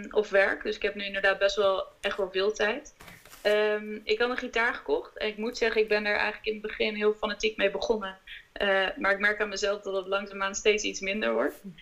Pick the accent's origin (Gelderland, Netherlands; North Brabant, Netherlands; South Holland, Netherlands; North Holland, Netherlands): North Holland, Netherlands; Amsterdam; now in The Hague, Netherlands; We komen uit Amsterdam.